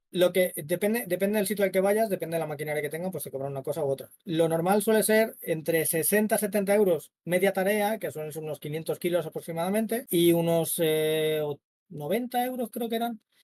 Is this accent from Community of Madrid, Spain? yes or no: yes; Madrid, Community of Madrid, Spain; now in Málaga, Spain; yo soy de Madrid, pero vivo en Málaga ahora